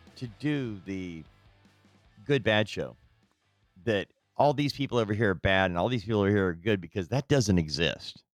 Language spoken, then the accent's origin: English; United States; we, as an American people